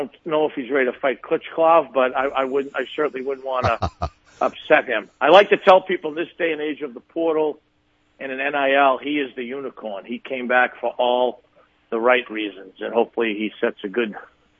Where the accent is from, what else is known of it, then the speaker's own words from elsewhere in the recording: Boston, Massachusetts, United States; I did. I was a big hockey player growing up. Obviously, Boston's a heavy hockey area.